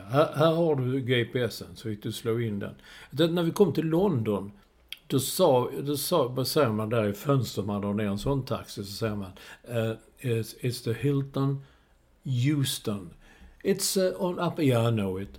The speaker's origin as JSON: {"language": "Swedish", "country": "Sweden", "said": "Och då stod man som en svensk"}